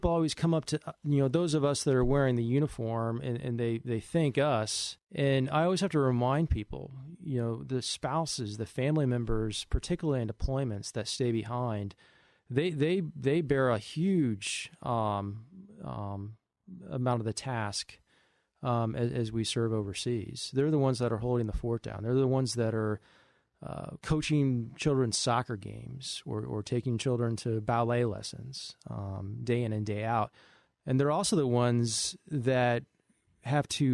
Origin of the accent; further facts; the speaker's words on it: St. Louis, Missouri, United States; moved away as an adult; now in New York City, United States; I grew up in St. Louis, Missouri